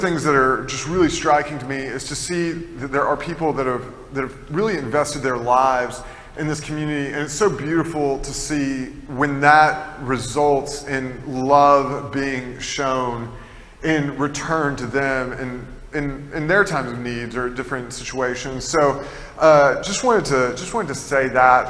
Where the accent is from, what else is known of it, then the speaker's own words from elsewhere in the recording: Tennessee, United States; I'm from Tennessee, and in Tennessee, there's a lot of caves